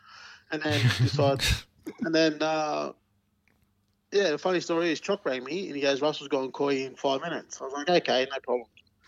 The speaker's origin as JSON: {"language": "English", "area": "3 hours from Newcastle", "region": "New South Wales", "country": "Australia", "tie": "born or raised there", "also_born_or_lived": "Melbourne", "moved": "yes", "said": "But it was only 3 hours down the road, Newcastle was, from my hometown."}